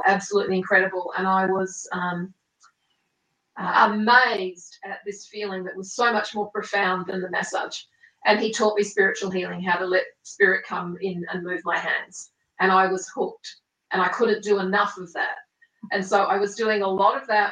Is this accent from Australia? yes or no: yes; Australia; also born or lived in Italy / South Island, New Zealand; now in New Zealand; I was raised in Australia